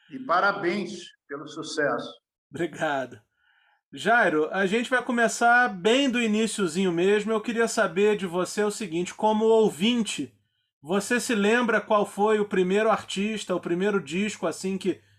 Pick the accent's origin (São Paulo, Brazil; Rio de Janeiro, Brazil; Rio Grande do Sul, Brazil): Rio de Janeiro, Brazil; eu morava na Urca, fui criado